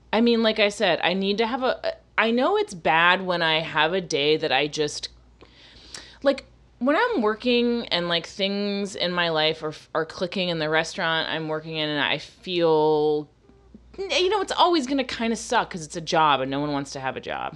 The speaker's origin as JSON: {"language": "English", "region": "Florida", "country": "United States", "tie": "born or raised there", "also_born_or_lived": "Massachusetts", "moved": "yes", "said": "growing up in Florida, I was around so many black people"}